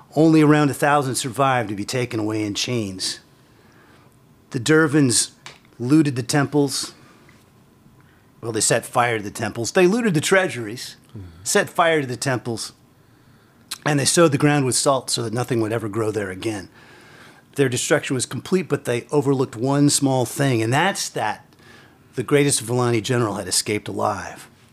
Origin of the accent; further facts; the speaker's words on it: Terre Haute, Indiana, United States; I came originally from Terre Haute, Indiana. That's where I was born